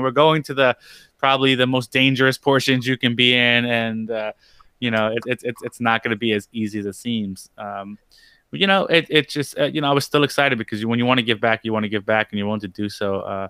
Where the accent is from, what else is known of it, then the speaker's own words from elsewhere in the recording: New York City, New York, United States; I grew up in New York City, and I grew up in a predominantly Spanish neighborhood. I grew up in Ridgewood. I went to school in Grover, Cleveland, and Ridgewood, Queens, which is borderline Brooklyn, Bushwick. So predominantly Puerto Rican, Dominican, and, different Hispanic and Latin cultures.